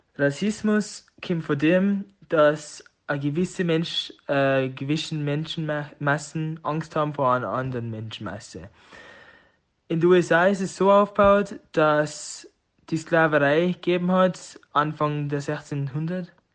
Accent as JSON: {"language": "German", "region": "Tyrol", "country": "Austria", "also_born_or_lived": "United States", "accent": "Tiroler Dialekt", "moved": "as an adult", "said": "meinem Tiroler Dialekt. Da habe ich halt eine lange Zeit verbracht"}